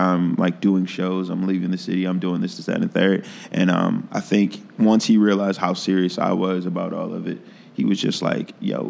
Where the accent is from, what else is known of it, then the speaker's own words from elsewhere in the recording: Philadelphia, Pennsylvania, United States; now in Chicago, United States; I came to Chicago from Philly with my friend Joey Mays, and then I met El Boogie and...